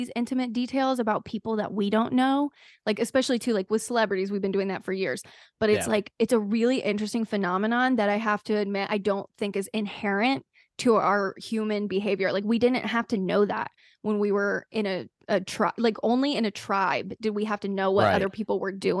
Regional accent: the South, United States; See, I'm from the South, so like boat shoes really made a comeback during my middle school era.

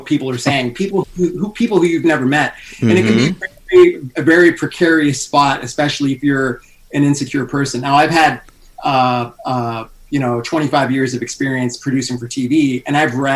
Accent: Los Angeles, California, United States; now in Las Vegas, United States; Originally, I'm from California, L.A., but I was living in Las Vegas at the time

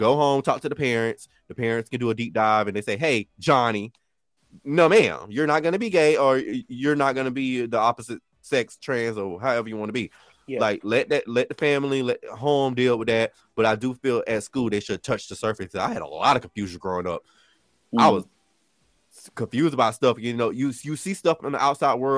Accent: Orlando, Florida, United States; now in Hawaii, United States; I'm originally from Orlando, Florida

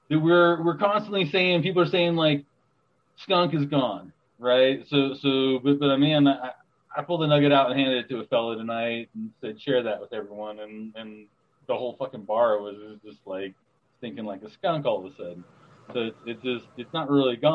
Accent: Los Angeles, California, United States; I grew up in Los Angeles

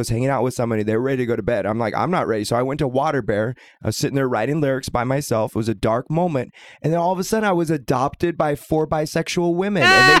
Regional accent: Portland, Oregon, United States; now in Boise, United States; And I should know, I'm from Portland. I came from Portland 5 years ago.

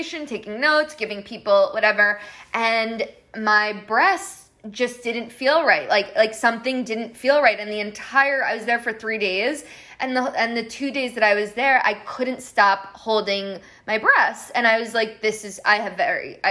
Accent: Colombia; soy de Colombia

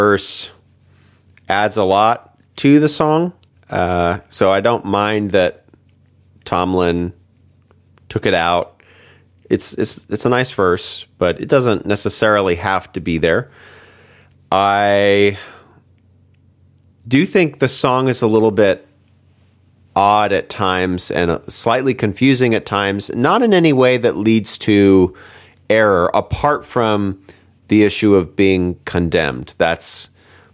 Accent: United States; also born or lived in United Kingdom; I'm an American

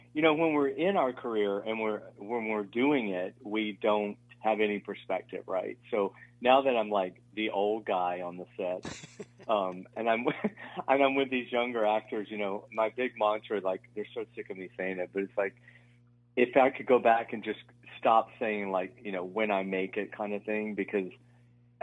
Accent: Georgia, United States; I'm born and raised in Georgia

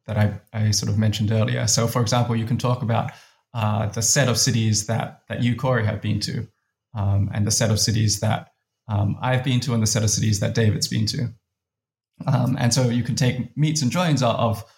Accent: Adelaide, South Australia, Australia; I grew up in Adelaide, Australia.

